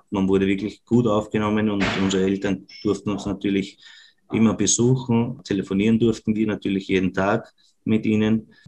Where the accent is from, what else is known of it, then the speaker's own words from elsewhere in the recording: Vienna, Austria; accent: Viennese; unser, unser, unser Wiener Dialekt ist ja nicht immer zum, zum Verstehen für andere.